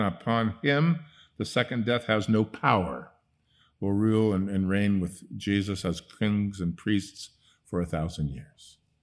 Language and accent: English; Netherlands; moved away; I grew up in Holland, I could speak Dutch with her